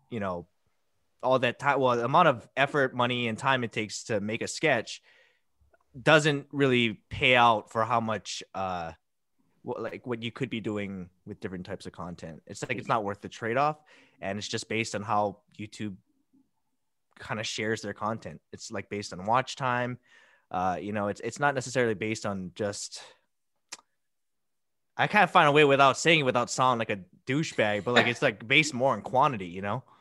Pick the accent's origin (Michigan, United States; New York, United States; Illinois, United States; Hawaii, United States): Hawaii, United States; Hilo; Hilo, Big Island.